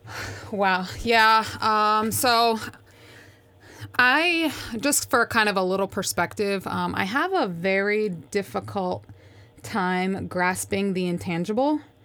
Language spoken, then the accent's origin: English; Schenectady, New York, United States; moved away; also born or lived in Tampa; Grew up in Schenectady, New York, which is just outside of Albany